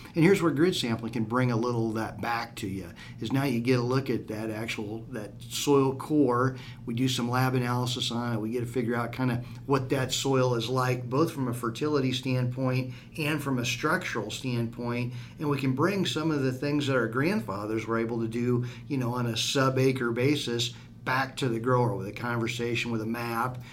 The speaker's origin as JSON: {"language": "English", "region": "Southwest Iowa", "country": "United States", "tie": "born or raised there", "said": "growing up in Southwest Iowa, we've got a lot of limestone roads"}